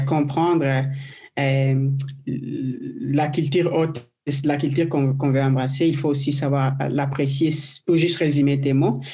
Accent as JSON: {"language": "French", "country": "DR Congo", "moved": "yes", "lives_now": "Quebec, Canada", "said": "je viens de, de la RDC du Congo"}